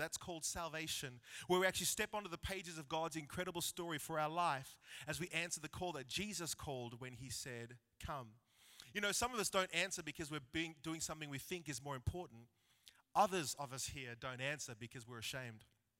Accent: Wagga Wagga, New South Wales, Australia; So growing up in Wagga, we were blessed to have this three-story house.

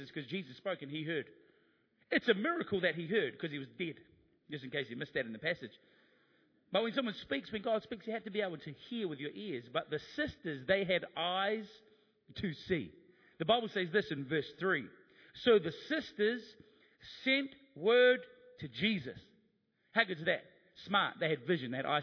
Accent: New Zealand; being a New Zealander

